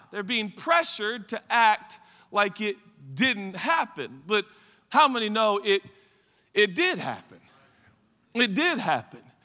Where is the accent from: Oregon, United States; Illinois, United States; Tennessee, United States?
Oregon, United States; Portland; I grew up in Portland, Oregon